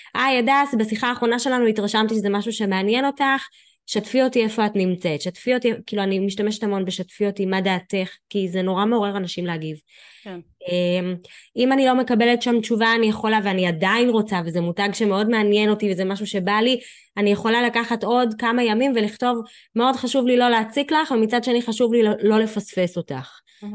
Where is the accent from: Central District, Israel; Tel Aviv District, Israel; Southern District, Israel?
Southern District, Israel; Ashdod; אני מאשדוד